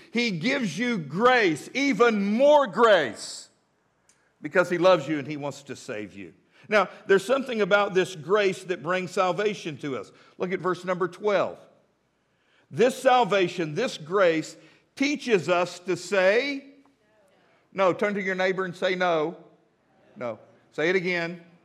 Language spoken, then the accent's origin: English; Midland, Texas, United States; now in Fort Smith, United States; I grew up in Midland, Texas.